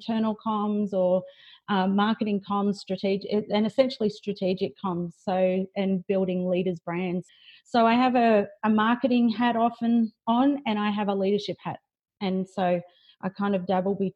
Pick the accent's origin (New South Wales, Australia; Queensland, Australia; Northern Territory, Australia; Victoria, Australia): New South Wales, Australia; Lismore; moved away; I grew up in Lismore in northern New South Wales